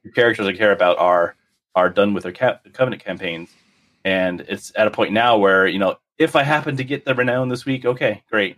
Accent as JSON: {"language": "English", "region": "South Florida", "country": "United States", "tie": "born or raised there", "moved": "yes", "said": "I grew up in South Florida"}